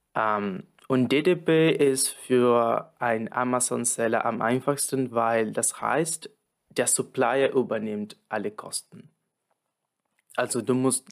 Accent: Argentina; moved away; ich komme aus Argentinien

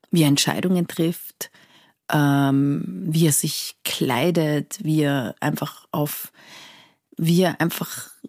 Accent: Iran; neulich hat mich jemand gefragt, wo ich herkomme und ich habe gesagt, ich komme aus Persien.

